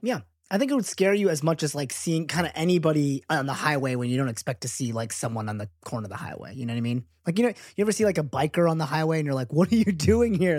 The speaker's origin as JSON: {"language": "English", "country": "United States", "tie": "born or raised there", "said": "being American-born"}